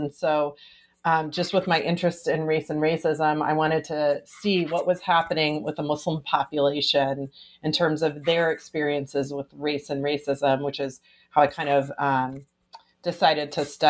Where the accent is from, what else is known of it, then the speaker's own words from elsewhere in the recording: Fort Worth, Texas, United States; also born or lived in Kansas; So I was born in Kansas, actually, and I grew up in Texas.